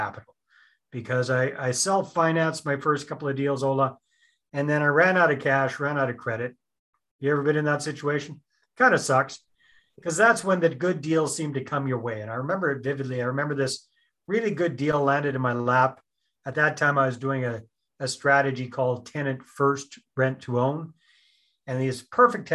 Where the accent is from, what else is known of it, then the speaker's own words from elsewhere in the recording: British Columbia, Canada; moved away as an adult; also born or lived in San Jose, Costa Rica; Born and raised in British Columbia.